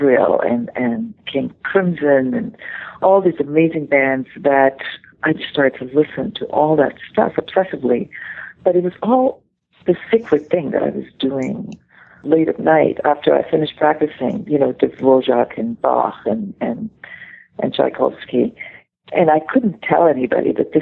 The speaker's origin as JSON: {"language": "English", "country": "Israel", "tie": "born or raised there", "moved": "yes", "lives_now": "New York, United States", "said": "my growing up in the Middle East"}